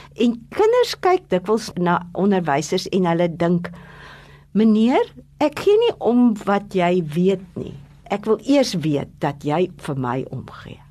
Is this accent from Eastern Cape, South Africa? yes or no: yes; Adelaide, Eastern Cape, South Africa; toe ek klein was in Adelaide groot te word.